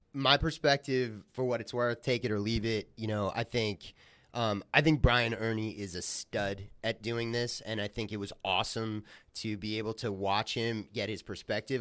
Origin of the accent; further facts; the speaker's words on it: Long Island, New York, United States; now in New Jersey, United States; I grew up on Long Island